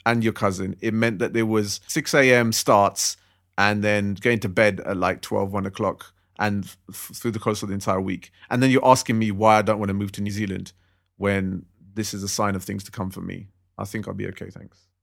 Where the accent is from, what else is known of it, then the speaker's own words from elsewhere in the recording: London, United Kingdom; I'm a Londoner. I've grown up in London. I'm born and raised here